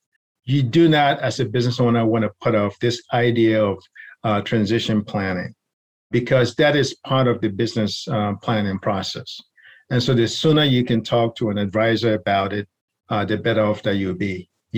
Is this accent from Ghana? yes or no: yes; Ghana; also born or lived in New York; now in Maryland, United States; So my background, so originally born in New York, but raised in Ghana, where my grandparents are from. So I've kind of lived all over the place.